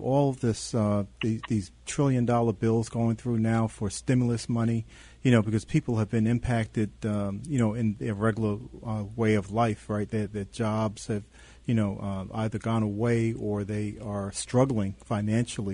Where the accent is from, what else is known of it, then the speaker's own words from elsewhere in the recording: New York City, New York, United States; now in Illinois, United States; I grew up in Brooklyn, New York, and then moved to Illinois